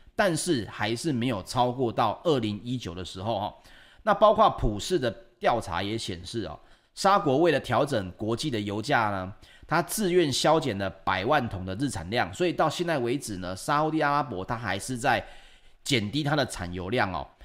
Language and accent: Chinese; Taiwan; 我们台湾人